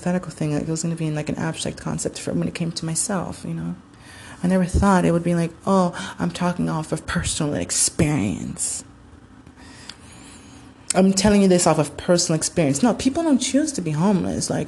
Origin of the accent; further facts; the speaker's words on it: Homestead, Florida, United States; moved away; my from home from Miami, Florida, Homestead. You know, we're from Homestead